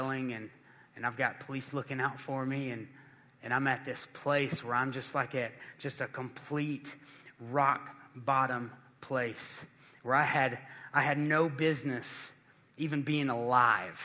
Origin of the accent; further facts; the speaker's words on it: Cleveland, Tennessee, United States; moved away; I'm from Cleveland, Tennessee.